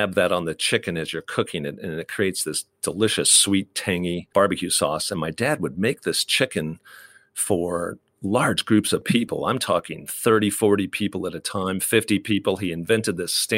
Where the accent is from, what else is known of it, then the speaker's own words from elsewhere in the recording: Midwest, United States; Growing up in the Midwest